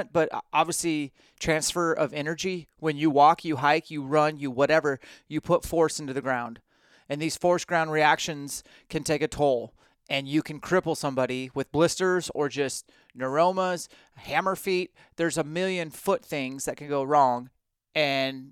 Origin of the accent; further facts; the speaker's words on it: Washington, United States; I'm from Washington